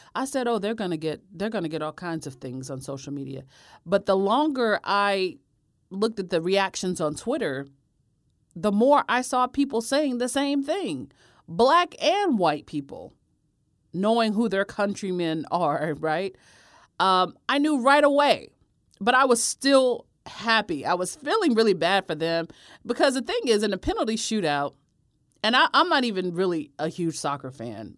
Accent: United States; I'm from America

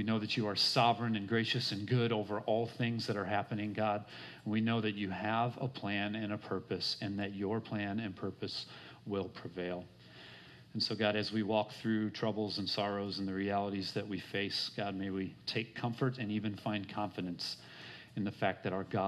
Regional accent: Minnesota, United States; I grew up in Minnesota.

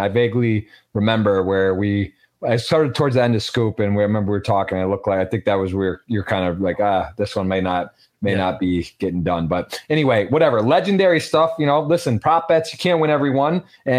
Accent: Michigan, United States; moved away; my home state of Michigan.

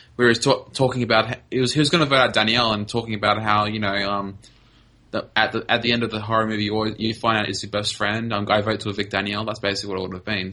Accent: Australia; I'm Australian.

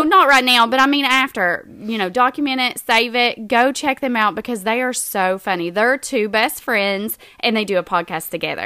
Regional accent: Southern West Virginia, United States; we're from Southern West Virginia

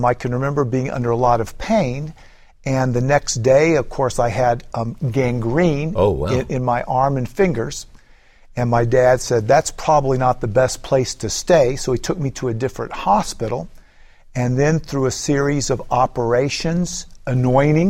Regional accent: East Tennessee, United States; also born or lived in Florida; I was born in East Tennessee, so okay. I've always been from this area

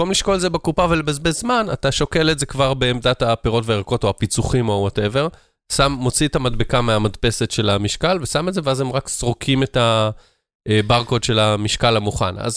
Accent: Tel Aviv, Tel Aviv District, Israel; אני כזה תל אביבי

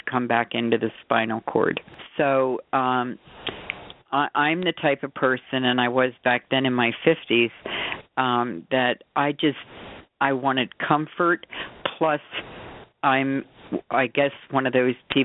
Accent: Bucks County, Pennsylvania, United States; now in Scottsdale, United States; I'm from Scottsdale, originally from Pennsylvania, Bucks County

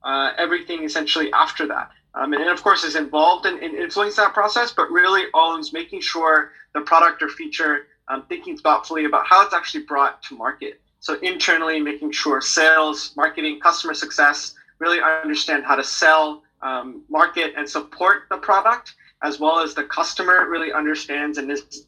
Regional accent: United States; also born or lived in Hong Kong; born and raised in the States

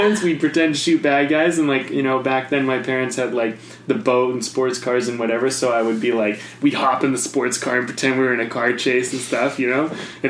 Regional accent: Penticton, British Columbia, Canada; Penticton, actually, which is a nice little town.

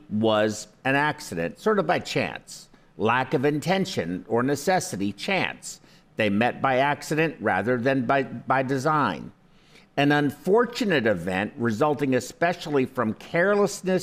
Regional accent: United States; I was born in the United States

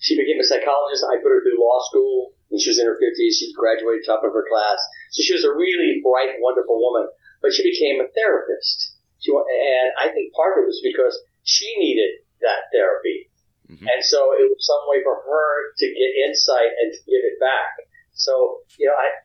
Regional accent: Hattiesburg, Mississippi, United States; also born or lived in Louisiana; I was born in Louisiana. I was raised in Hattiesburg, Mississippi

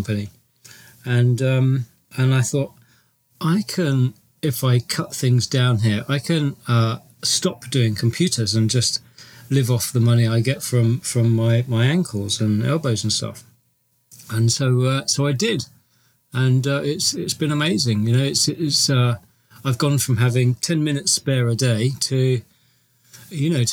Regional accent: England, United Kingdom; I'm from England

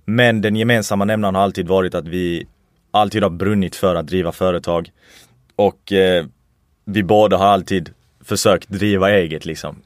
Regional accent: Sweden; mina föräldrar kommer faktiskt från Irak. Jag föddes i Sverige

